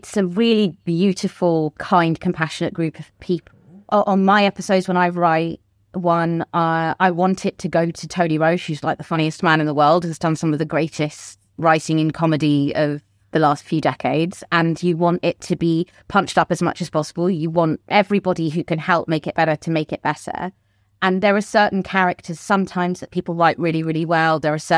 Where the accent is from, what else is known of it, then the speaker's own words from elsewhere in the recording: United Kingdom; Yeah, I'm British.